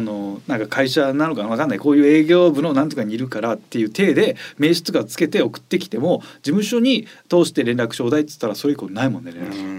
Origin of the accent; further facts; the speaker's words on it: Japan; moved away; うどんとかかな、うちの地元は。うどんが有名らしいから。あと鯉のぼりが有名だから。